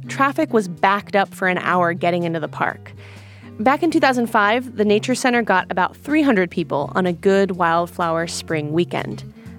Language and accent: English; San Diego, California, United States; now in San Francisco Bay Area, United States; Look, I'm from San Diego, and I grew up going to the desert